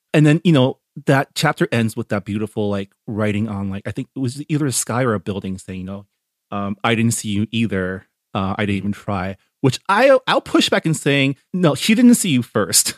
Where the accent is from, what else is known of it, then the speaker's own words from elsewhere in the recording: San Gabriel Valley, California, United States; I grew up here in the Sangamo Valley where up until even through college, my schools were always forty to fifty percent Asian